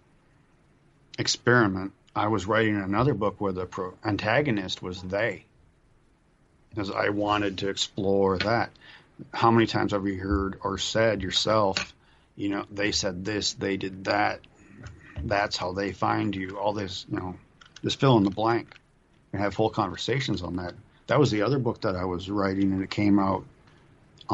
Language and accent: English; Duluth, Minnesota, United States; my hometown